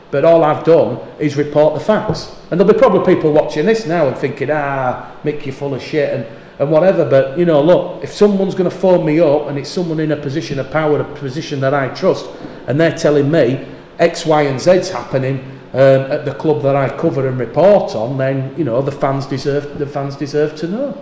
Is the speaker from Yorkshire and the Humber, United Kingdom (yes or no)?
yes; Yorkshire and the Humber, United Kingdom; I'm a Yorkshireman